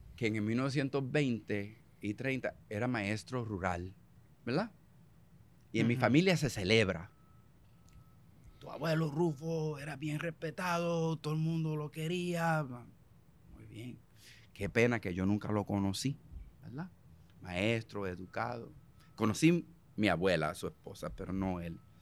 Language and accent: Spanish; United States; first language English; Spanish is a second language; moved away as an adult; now in Puerto Rico; Cuando yo nací en Estados Unidos en el 1953